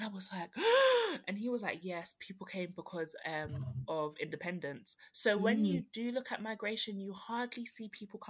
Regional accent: London, United Kingdom; I grew up in South London.

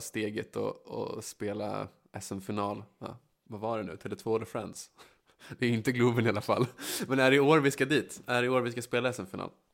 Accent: Västerås, Västmanland, Sweden; jag är uppvuxen på Bäckby

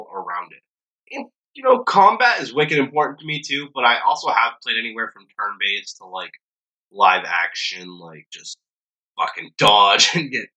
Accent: Boston, Massachusetts, United States; we're from the Boston area

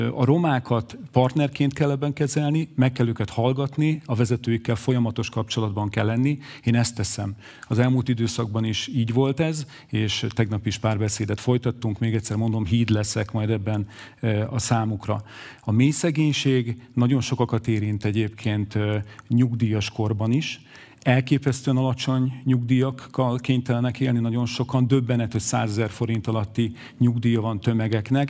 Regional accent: Miskolc, Borsod-Abaúj-Zemplén, Hungary; Én itt születtem, Miskolcon, pedagógus szülők gyermekeként.

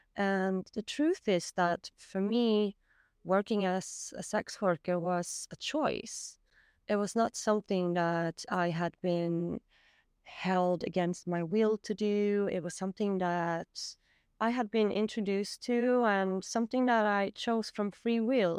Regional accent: Sweden; I'm from Sweden

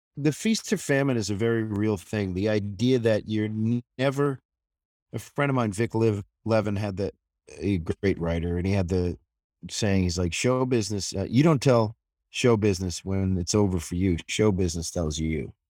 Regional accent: New Hampshire, United States; moved away as an adult; also born or lived in Los Angeles; I grew up in New Hampshire, uh, about forty miles north of Boston

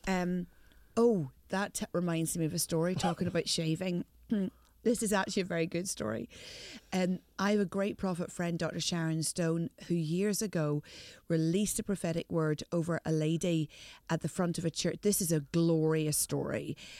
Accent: Northern Ireland, United Kingdom; I'm from the north.

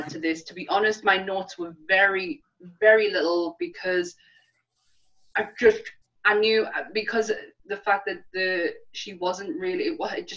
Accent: the north of England, United Kingdom; accent: northern; my northern accent

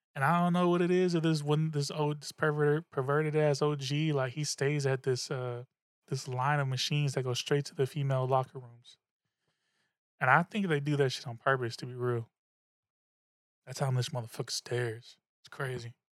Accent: the Bay Area, California, United States; also born or lived in Suisun City, California; I'm from the Bay, that's what we do, alright? I was wearing tall tees in, in sixth, seventh, eighth grade

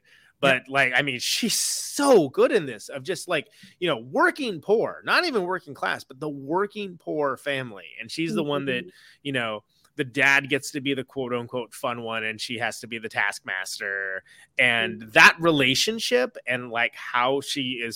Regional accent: Modesto, California, United States; I grew up in Modesto

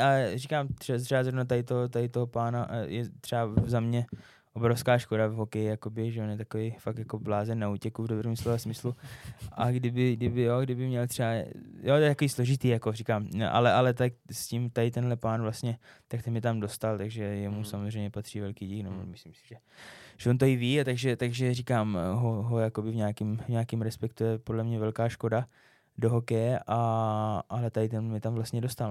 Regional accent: Czechia; moved away as an adult; also born or lived in Finland / Kazakhstan; byl jsem jako Čech, který je ve Finsku

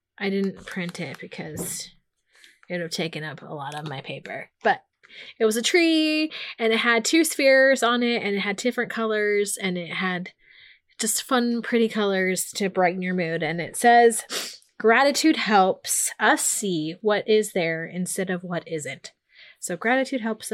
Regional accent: Portland, Oregon, United States; I grew up in Portland, Oregon

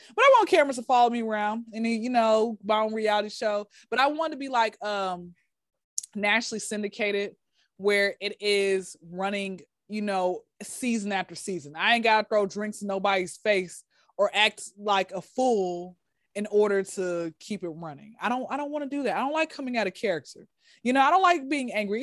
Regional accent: Atlanta, Georgia, United States; born and raised in Atlanta

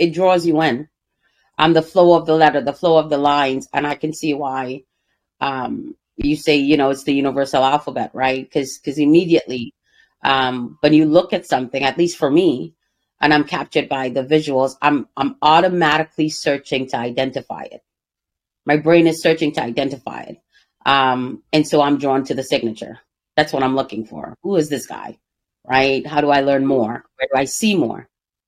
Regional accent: New York City, New York, United States; growing up in Brooklyn

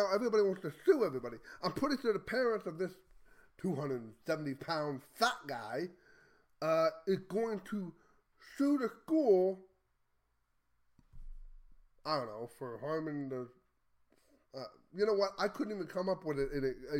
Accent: Texas, United States; as a Texan

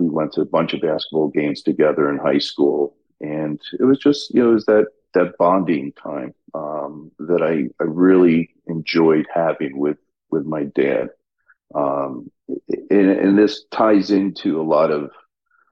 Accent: Albany, New York, United States; moved away; growing up in Albany was great. It was a very conservative, somewhat political area, obviously being the state capital

